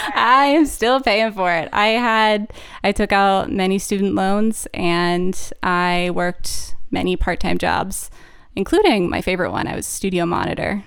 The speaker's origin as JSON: {"language": "English", "town": "Harrisburg", "region": "Pennsylvania", "country": "United States", "tie": "born or raised there", "also_born_or_lived": "Kutztown, Pennsylvania", "moved": "as an adult", "lives_now": "Maine, United States", "said": "grew up in central P A in the suburbs"}